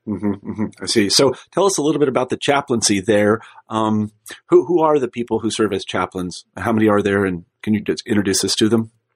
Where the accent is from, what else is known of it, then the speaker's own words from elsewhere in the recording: Midwest, United States; I was like from the Midwest and I grew up in a humble background